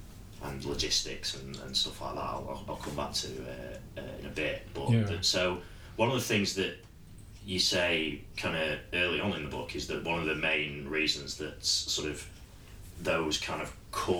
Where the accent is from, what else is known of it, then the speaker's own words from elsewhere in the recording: Sheffield, Yorkshire and the Humber, United Kingdom; I'm from Sheffield, which was known as a steel city and it still makes steel